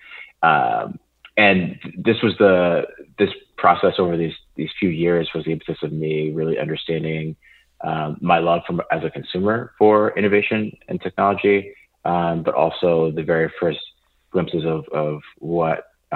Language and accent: English; Flemington, New Jersey, United States; I grew up on the East Coast in New Jersey. I'm in a town about an hour north of Philadelphia, an hour 20 minutes southwest of New York City, called Flemington.